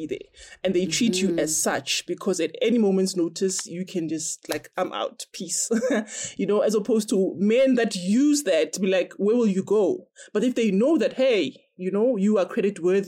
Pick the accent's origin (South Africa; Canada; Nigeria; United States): South Africa